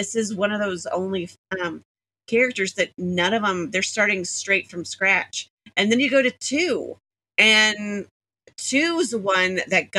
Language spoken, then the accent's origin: English; Missouri, United States; Missouri, which is my home state.